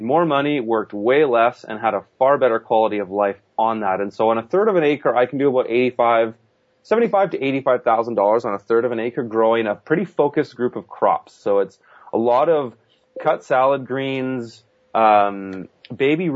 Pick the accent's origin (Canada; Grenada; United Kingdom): Canada; Kelowna, British Columbia; my hometown, which I'm based out of now